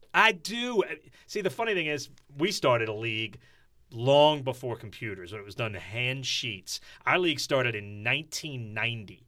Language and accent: English; New Orleans, Louisiana, United States; moved away as an adult; also born or lived in South Dakota; I grew up in New Orleans East